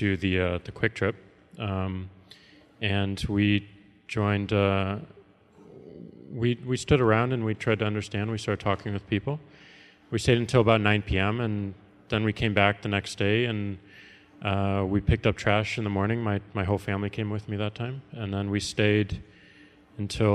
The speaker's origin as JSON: {"language": "English", "town": "St. Louis", "region": "Missouri", "country": "United States", "moved": "yes", "said": "it's my home. I'm from St. Louis"}